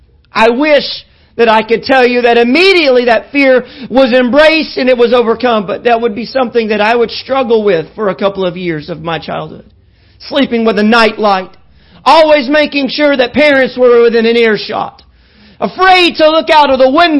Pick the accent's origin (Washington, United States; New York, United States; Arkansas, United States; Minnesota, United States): Arkansas, United States; Little Rock; also born or lived in El Dorado, Arkansas; I was 3 years old when we left El Dorado to move to Little Rock. And it was the first time living in a big city.